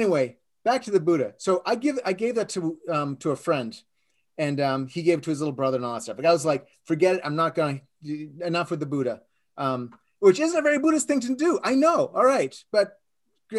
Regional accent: Boston, Massachusetts, United States; moved away as an adult; also born or lived in San Diego, California; now in California, United States; I moved to California from Boston in the 90s

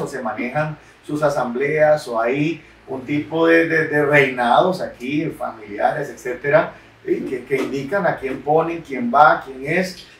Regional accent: Nicoya, Guanacaste, Costa Rica; yo soy nicoyano, tengo 36 años, nací aquí en Nicoya

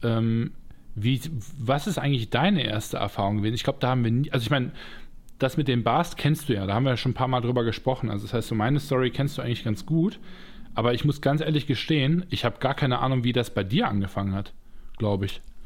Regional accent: Düsseldorf, North Rhine-Westphalia, Germany; ich bin Düsseldorfer jung im Grunde genommen oder komme von einem Vorort aus Düsseldorf, aber äh, bin dort zumindest zur Schule gegangen

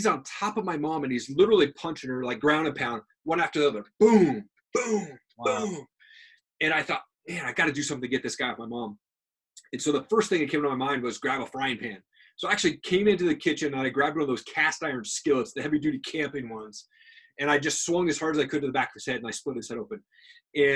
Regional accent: Tri-Cities, Washington, United States; now in Coeur d'Alene, United States; I'm originally from Tri-Cities, Washington, which is probably about 2.5 hours from here. And I grew up in this house

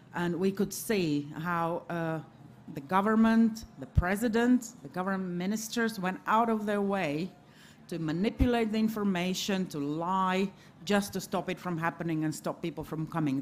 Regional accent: Riga, Latvia; I'm from Riga, Latvia

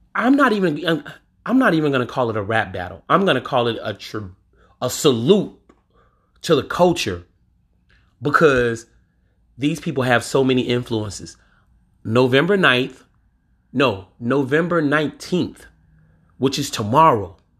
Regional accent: Louisiana, United States; my home state, Louisiana

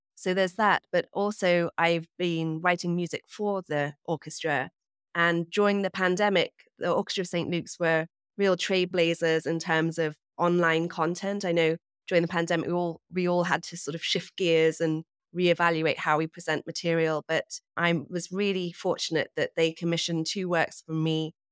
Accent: England, United Kingdom; also born or lived in New York; now in Hudson Valley, United States; I am from England, as you can probably hear, but I live in New York, and I recently actually moved away from the city up to the Hudson Valley

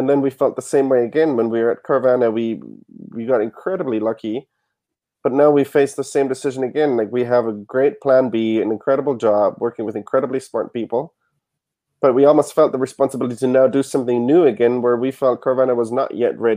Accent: Germany; now in United States; I didn't have any credit because I came from Germany.

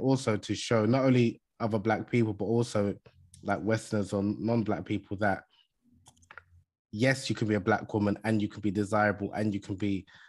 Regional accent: Nigeria; I'm originally from Nigeria, as I mentioned in the beginning, mm-hmm. In West Africa.

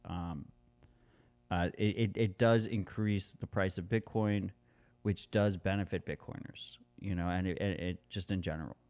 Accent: United States; as an American

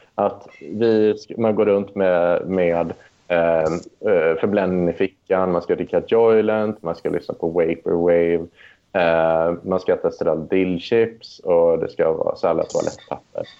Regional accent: Deje, Värmland, Sweden; moved away; also born or lived in Tidaholm / Lund; första åren när jag växte upp, då, då, då växte jag upp i så här riktig arbetarkommun. Det är ju liksom mindre, mindre än Tidaholm till och med, liksom, eh, där jag gick i plugget. Så det är ju Deje då, där bodde 3000 pers.

